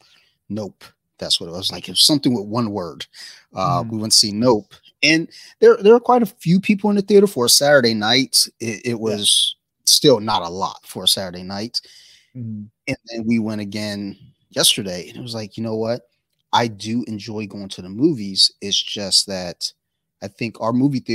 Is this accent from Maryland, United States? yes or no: yes; Columbia, Maryland, United States; I grew up in Columbia, Maryland